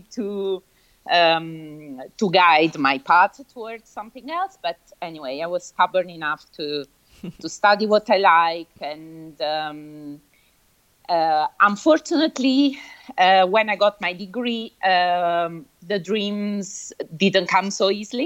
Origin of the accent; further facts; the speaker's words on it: Naples, Campania, Italy; English is a second language; moved away as an adult; now in London, United Kingdom; I was born in Italy, as you said, but in the south of Italy, in Naples, exactly. So I was from a neighborhood of Naples, a small place